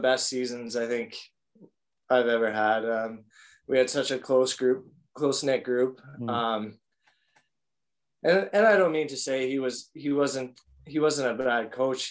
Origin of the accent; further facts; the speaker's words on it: Calgary, Alberta, Canada; moved away as an adult; also born or lived in Fort McMurray, Alberta; I grew up in Calgary